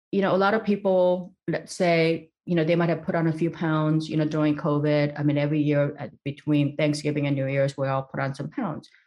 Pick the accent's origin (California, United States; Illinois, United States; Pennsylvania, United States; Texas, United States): California, United States; East Los Angeles; when I was a little girl in growing up in East Los Angeles, and there, it just seemed like all hope was lost.